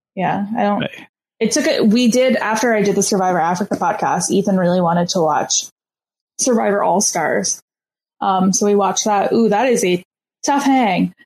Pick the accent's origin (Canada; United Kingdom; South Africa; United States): Canada; I'm Canadian